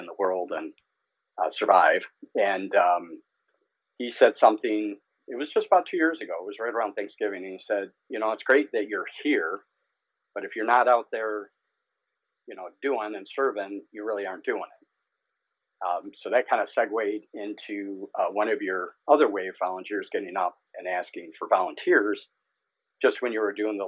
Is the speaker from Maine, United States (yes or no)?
no; Warren, Michigan, United States; I grew up in Warren, two sisters and a brother